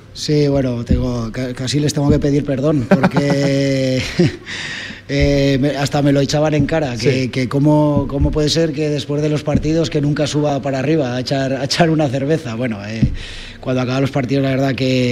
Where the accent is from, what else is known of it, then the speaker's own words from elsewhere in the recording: Almudévar, Aragon, Spain; el Almudebar, soy de Almudebar.